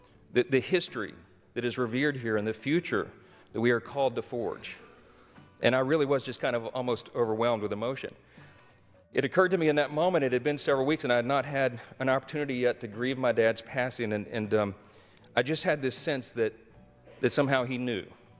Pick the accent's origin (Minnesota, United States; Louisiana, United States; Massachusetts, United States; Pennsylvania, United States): Louisiana, United States; Shreveport; born or raised there